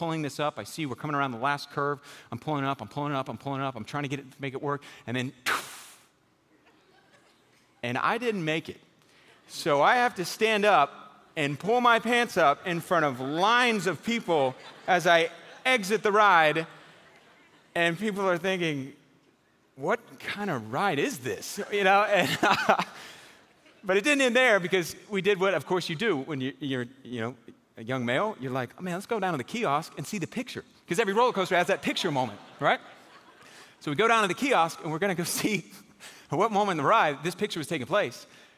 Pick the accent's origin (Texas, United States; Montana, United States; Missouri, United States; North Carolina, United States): Texas, United States; Houston; I grew up in Houston, Texas. Anybody from Houston in here? Man, we got like five people in this church total from Houston. So I grew up in Houston.